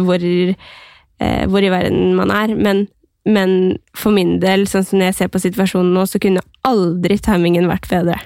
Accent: Skien, Vestfold og Telemark, Norway; moved away; hjemme i Skien

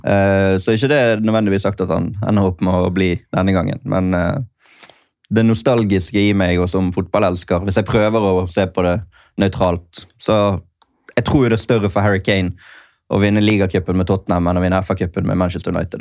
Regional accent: Norway; som nordmann

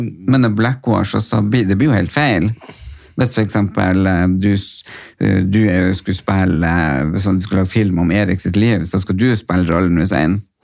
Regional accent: Nordland, Norway; now in Oslo, Norway

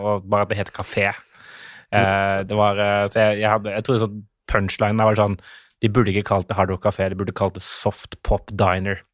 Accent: Mandal, Agder, Norway; accent: skarre-r; also born or lived in Tønsberg, Vestfold; Fordi jeg er jo født Jeg er fra Vestfold, Tønsberg. Og så flytta vi ganske kjapt til Mandal

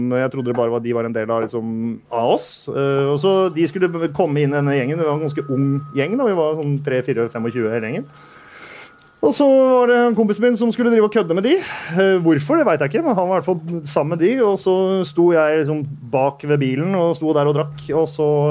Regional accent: Bærum, Akershus, Norway; jeg er fra Bærum

